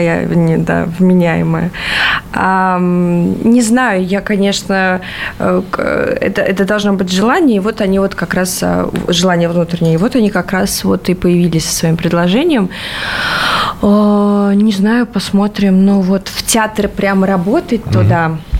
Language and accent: Russian; Latvia; moved away; в Латвии у меня там, а, а, откуда я родом